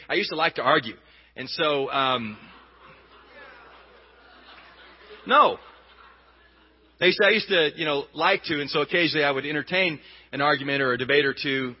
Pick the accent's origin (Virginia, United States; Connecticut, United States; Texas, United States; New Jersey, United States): Texas, United States; moved away; also born or lived in Denver, Colorado; I did go to a lot of churches growing up in Texas and growing up in the South